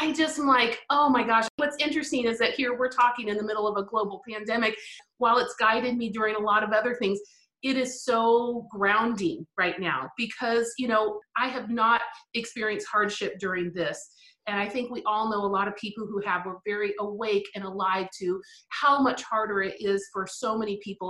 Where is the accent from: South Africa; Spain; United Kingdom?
Spain; first language English; moved away; I actually grew up, my formative, my teen years, all in Spain